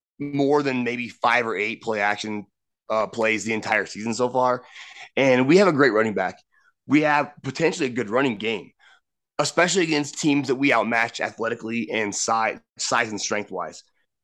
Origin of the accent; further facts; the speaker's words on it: Nebraska, United States; Brock and I are both from a very small town, Nebraska.